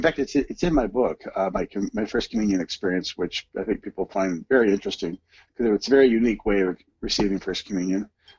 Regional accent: Santa Maria, California, United States; also born or lived in Lompoc, California / Santa Barbara, California / Huntington Beach, California; And so I lived in Santa Barbara as a child, but I was born and raised in Our Lady's hometown called Santa Maria, California, and I was born there, and I lived in Lompoc, Santa Barbara as a child.

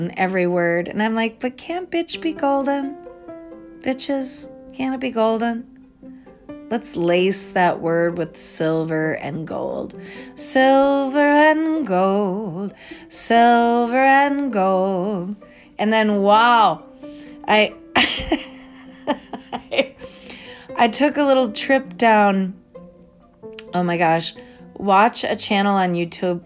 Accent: Minnesota, United States; also born or lived in Connecticut; we moved here to the state of Minnesota when I was 5 from the state of Connecticut. I was born in Connecticut near New York

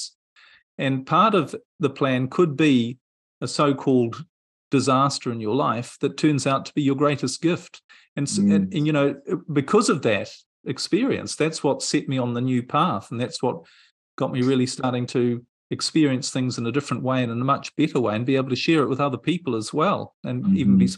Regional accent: New Zealand; moved away; I'm originally from New Zealand, and I was living in New Zealand at the time

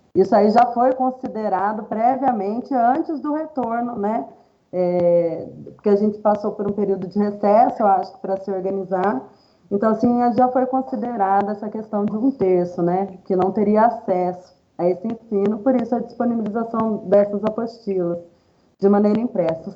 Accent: Valinhos, São Paulo, Brazil; eu sou natural de, da cidade de Valinhos, estado de São Paulo

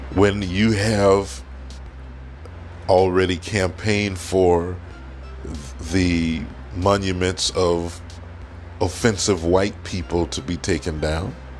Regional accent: United States; accent: African American; I am African American.

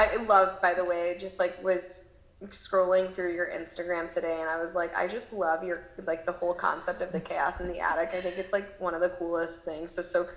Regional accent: Midwest, United States; now in California, United States; growing up in the Midwest and now living in California

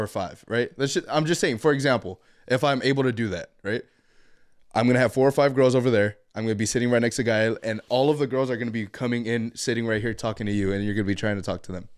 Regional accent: Guam; also born or lived in Tecoman, Colima (claimed jokingly); now in Washington, United States; from Guam. Um, currently live in Washington

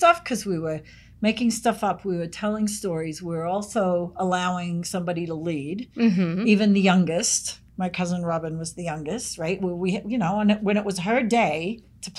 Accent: Sydney, New South Wales, Australia; moved away; I lived where I grew up in Sydney. We had bush behind us.

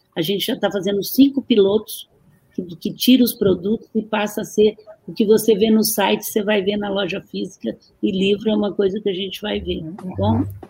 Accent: Brazil; eu sou muito brasileira

